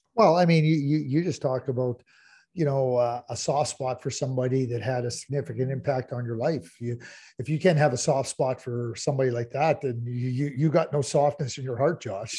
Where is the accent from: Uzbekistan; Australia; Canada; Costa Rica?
Canada; Montreal, Quebec; I grew up in Montreal, and I grew up in a fantastic community